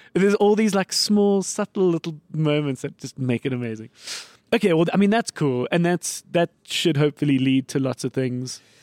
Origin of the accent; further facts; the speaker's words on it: Johannesburg, Gauteng, South Africa; I grew up in the north